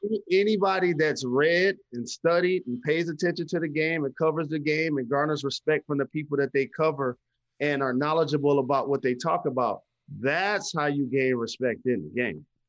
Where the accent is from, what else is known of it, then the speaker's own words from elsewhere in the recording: Detroit, Michigan, United States; I grew up playing basketball in Detroit public schools